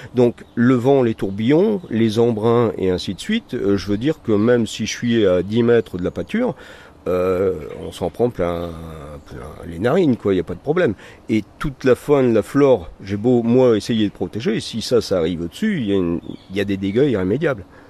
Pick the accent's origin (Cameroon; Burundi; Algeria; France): France; Vieux-Condé, Hauts-de-France; je suis originaire ici de Vieux-Condé. Hein. Mes grands-parents habitaient la maison dans laquelle je réside